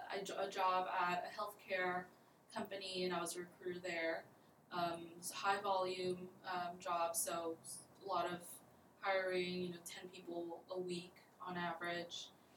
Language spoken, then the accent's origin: English; Laredo, Texas, United States; moved away as an adult; now in San Antonio, United States; I'm not from San Antonio. I'm actually from Laredo, Texas. It's about 2.5 hours away from San Antonio. I moved here a few years ago to attend UTSA